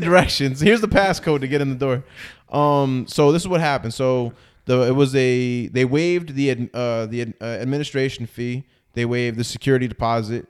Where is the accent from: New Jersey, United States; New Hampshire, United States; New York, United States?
New Jersey, United States; moved away as an adult; also born or lived in Edison, New Jersey; now in Florida, United States; I'm from Jersey